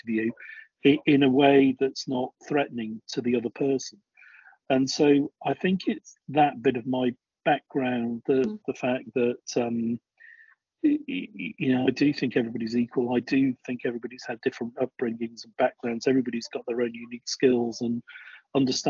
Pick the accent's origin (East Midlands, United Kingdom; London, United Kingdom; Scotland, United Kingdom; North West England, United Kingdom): North West England, United Kingdom; Crewe; also born or lived in North Dorset; now in Dorset, United Kingdom; I grew up in Crewe